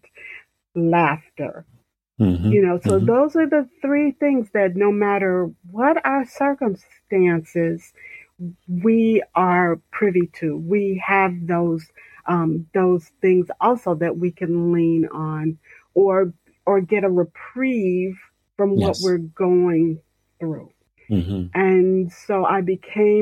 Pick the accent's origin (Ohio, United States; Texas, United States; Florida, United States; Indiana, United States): Indiana, United States; Central; from the south side of Central Indiana.